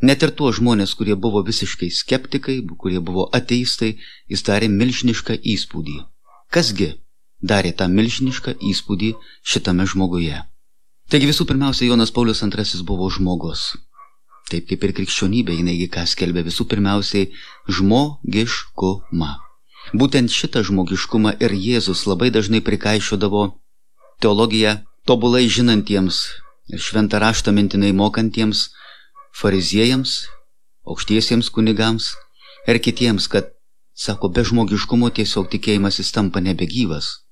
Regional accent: Lithuania; mes, lietuviai

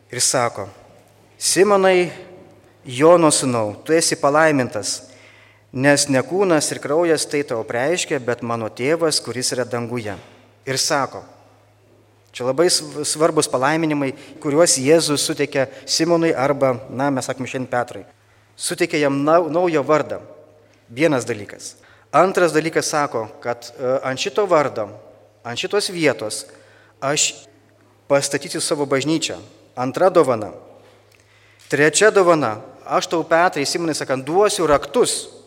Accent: Lithuania; mes lietuviai turim kiek karalių?

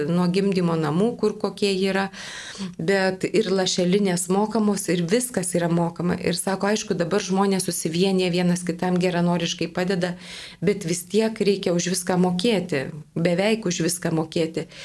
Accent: Lithuania; esame mes lietuviai

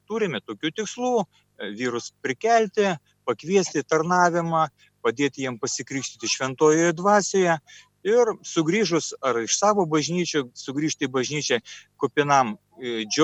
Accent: Šiauliai, Šiauliai County, Lithuania; Taigi mes esame šiauliečiai.

